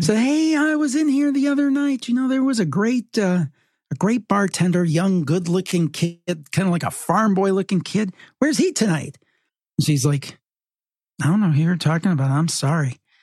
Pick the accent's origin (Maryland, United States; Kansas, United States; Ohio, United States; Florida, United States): Ohio, United States; Cleveland; I grew up in Cleveland and I'm still in the Northeastern Ohio area